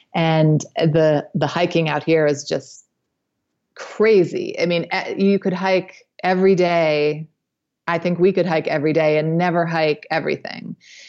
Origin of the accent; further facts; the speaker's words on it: New Hampshire, United States; Well, I grew up in New Hampshire, and that's where I met my husband.